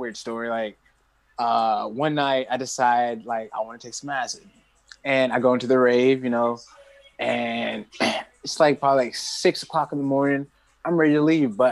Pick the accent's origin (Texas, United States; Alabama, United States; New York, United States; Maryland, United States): Alabama, United States; I'm from Alabama.